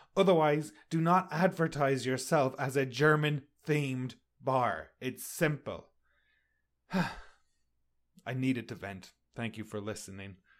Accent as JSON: {"language": "English", "town": "Sligo", "country": "Ireland", "tie": "born or raised there", "also_born_or_lived": "Connecticut", "moved": "as an adult", "lives_now": "Canada", "said": "I'm from Ireland. I grew up in the rain."}